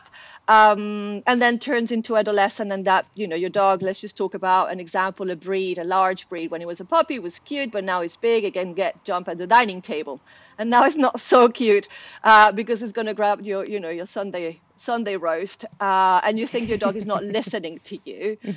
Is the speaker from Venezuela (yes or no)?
yes; Venezuela; moved away; I'm originally from Venezuela